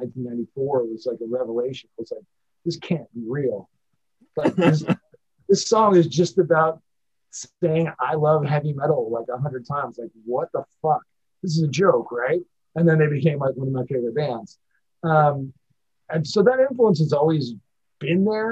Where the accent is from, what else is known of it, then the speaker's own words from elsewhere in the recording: San Francisco, Oakland Bay area, California, United States; growing up in the San Francisco, Oakland Bay area